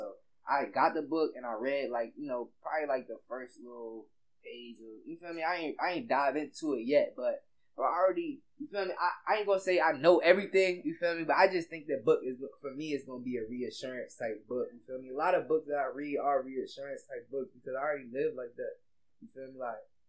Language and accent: English; Germany; also born or lived in Louisiana; So, I'm from Louisiana. You feel me? I grew up in Germany, though.